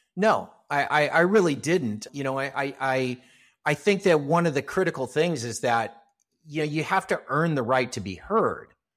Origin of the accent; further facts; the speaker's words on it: Los Angeles, California, United States; I grew up here in Southern California. I'm still a, a, a Los Angeles native, live in a suburb of Los Angeles